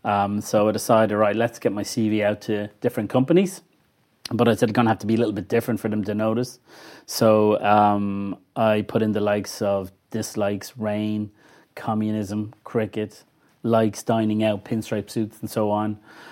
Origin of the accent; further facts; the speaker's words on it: Clonshaugh, Leinster, Ireland; also born or lived in Glasnevin; Well, I grew up in Clonshock when I was in primary. Then went to Joey's in Fairview. We moved to Glasnevin probably when I was about 12 or 13.